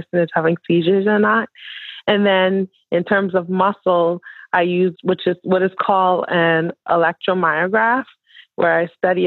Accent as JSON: {"language": "English", "town": "Nassau", "region": "New Providence", "country": "Bahamas", "also_born_or_lived": "Atlanta, Georgia / Miami, Florida", "moved": "as an adult", "lives_now": "Kentucky, United States", "said": "I'm originally from Nassau, Bahamas"}